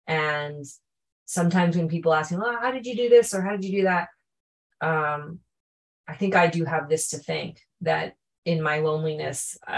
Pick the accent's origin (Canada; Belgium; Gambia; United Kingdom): Canada; also born or lived in Japan; I'm half Japanese and half Chinese. I was born in Japan, but I was raised in Canada.